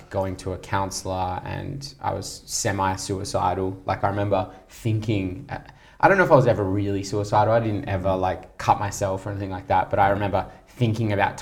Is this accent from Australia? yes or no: yes; Australia; also born or lived in England; we moved to Australia from England when I was 6 years old